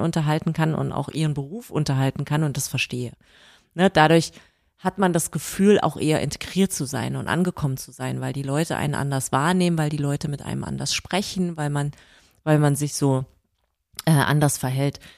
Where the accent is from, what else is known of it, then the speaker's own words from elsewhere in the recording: Germany; moved away as an adult; also born or lived in Berlin; now in Ireland; Ich bin deutsch, ich werde immer deutsch bleiben